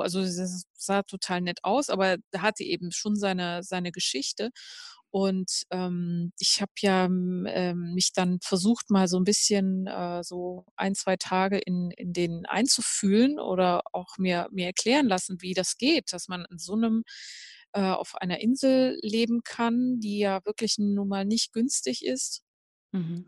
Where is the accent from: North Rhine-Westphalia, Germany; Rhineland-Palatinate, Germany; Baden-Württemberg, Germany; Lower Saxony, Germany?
North Rhine-Westphalia, Germany; near Cologne; ich bin ja in der Nähe von Köln aufgewachsen